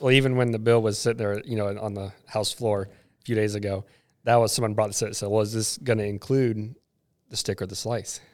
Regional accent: Seattle, Washington, United States; now in West Virginia, United States; I'm from Seattle

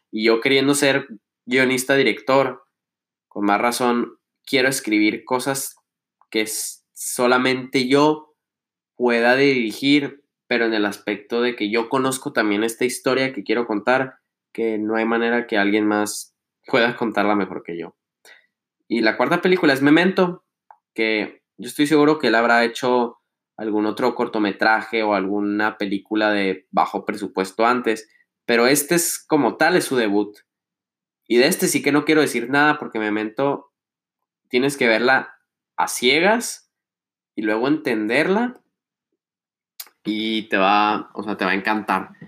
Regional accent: Chihuahua, Mexico; moved away as an adult; now in Milan, Italy; nuestro rancho, de los que sean de aquí

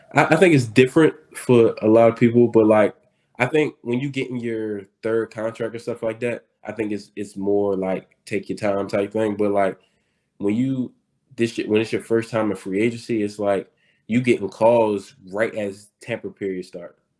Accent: Baltimore, Maryland, United States; I'm from Baltimore and we don't have a team

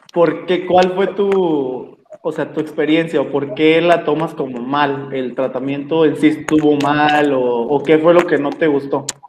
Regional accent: Mexico; somos mexicanos

